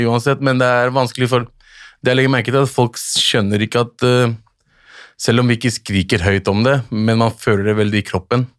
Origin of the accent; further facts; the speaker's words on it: Lørenskog, Akershus, Norway; also born or lived in Bjørndal, Oslo / Pakistan (family origin); Lørenskog er jo et sted der jeg vokste opp.